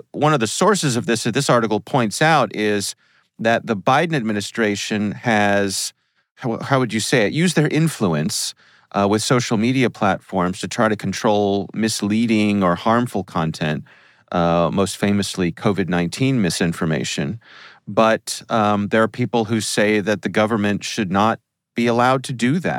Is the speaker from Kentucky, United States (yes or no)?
no; Columbia, Maryland, United States; my hometown, Columbia, Maryland